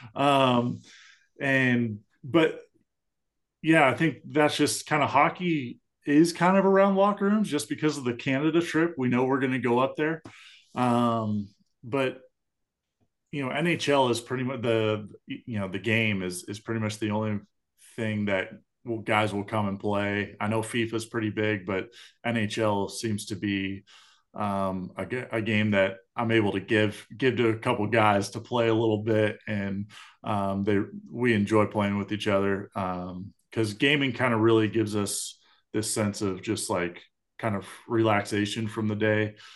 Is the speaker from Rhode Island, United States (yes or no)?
no; Southern California, United States; I grew up in Southern California, uh, in Anaheim Ducks country